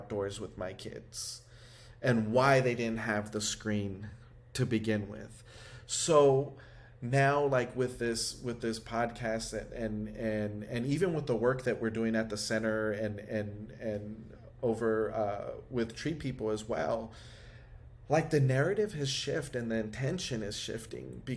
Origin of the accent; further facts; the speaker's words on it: United States; I grew up in Highland Park